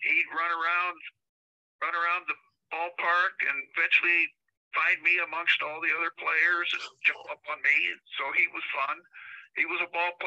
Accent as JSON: {"language": "English", "town": "Billings", "region": "Montana", "country": "United States", "tie": "born or raised there", "said": "I grew up around Cobb Field"}